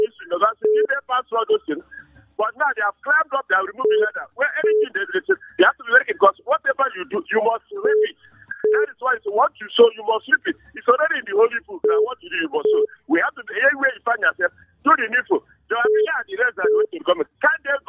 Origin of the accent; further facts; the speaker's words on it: Abia, Nigeria; now in Plateau State, Nigeria; I'm from Arutuku in Abia State, I'm in Plateau State. Plateau State is not my state, it's not my region. I still have my own village.